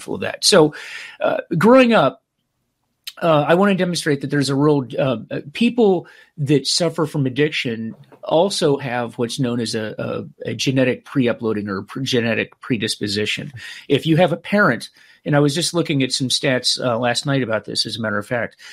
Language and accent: English; Clearwater, Florida, United States; Clearwater, Florida, which is where I grew up